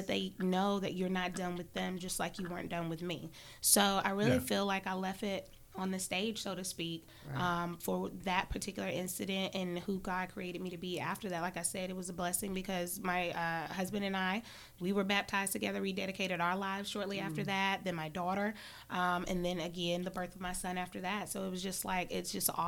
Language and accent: English; Charlotte, North Carolina, United States; growing up in Charlotte, didn't always live in the nicest areas